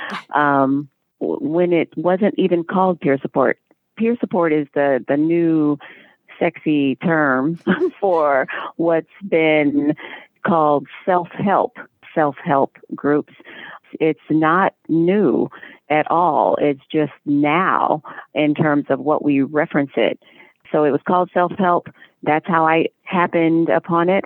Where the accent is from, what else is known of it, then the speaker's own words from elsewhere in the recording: Indianapolis, Indiana, United States; in the basement of a hospital in Indianapolis, Indiana, that's my hometown